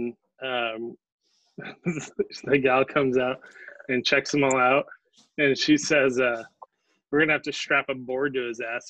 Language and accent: English; Pilot Rock, Oregon, United States; moved away; also born or lived in New York; I'm from Pilot Rock.